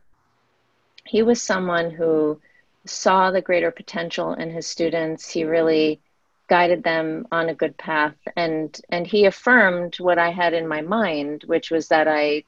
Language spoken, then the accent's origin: English; United States; being an Indian American